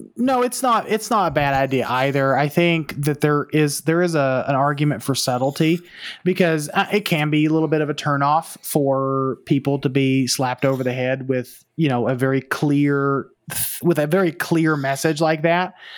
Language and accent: English; the South, United States; I am from the South, or I am Southern. I am not necessarily as South as Travis